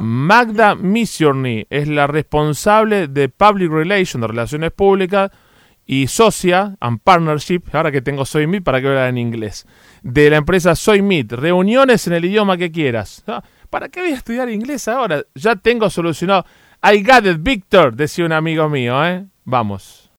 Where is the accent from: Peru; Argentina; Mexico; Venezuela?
Argentina; nos tiene a los argentinos muy interesados